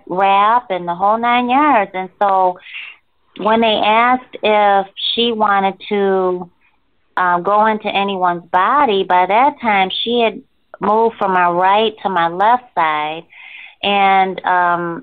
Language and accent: English; Rochester, New York, United States; moved away as an adult; also born or lived in Virginia; I'm originally from Rochester, New York